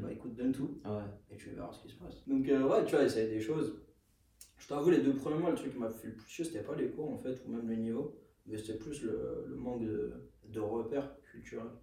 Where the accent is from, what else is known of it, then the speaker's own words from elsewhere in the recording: Aubervilliers, Île-de-France, France; je viens d'Aubervilliers